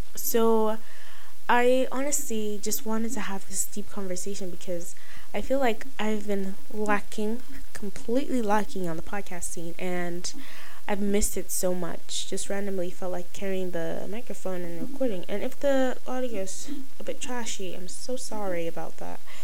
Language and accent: English; Nigeria; I'm Nigerian